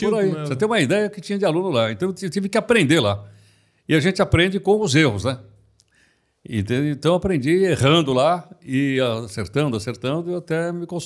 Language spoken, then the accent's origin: Portuguese; São Paulo, Brazil; Nasci em São Paulo, na região da Baixada do Glicério, que é aquela uma região de classe média baixa.